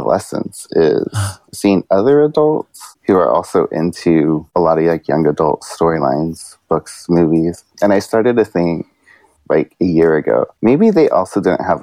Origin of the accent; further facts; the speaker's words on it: Santa Barbara County, California, United States; also born or lived in San Diego / San Francisco; now in Long Beach, United States; my elementary school ages were in like a small town in Santa Barbara County